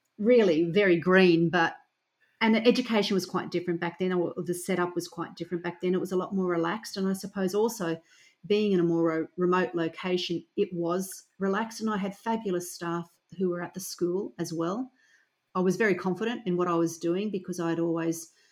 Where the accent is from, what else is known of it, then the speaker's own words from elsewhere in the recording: Toowoomba, Queensland, Australia; I grew up in a large rural town, or not even rural town, okay, so regional town called Toowoomba, or city called Toowoomba